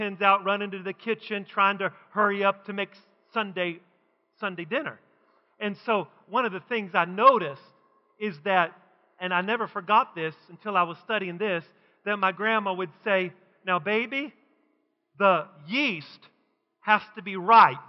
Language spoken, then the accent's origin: English; West Virginia, United States; when I was growing up in West Virginia